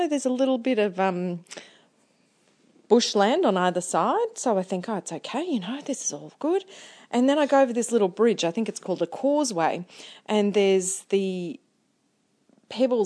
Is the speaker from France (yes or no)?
no; New Zealand; moved away as an adult; also born or lived in Townsville; I come from New Zealand